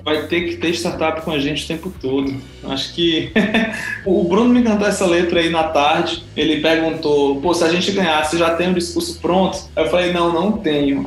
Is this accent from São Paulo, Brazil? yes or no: no; Teresina, Piauí, Brazil; moved away; sou de Teresina, Piauí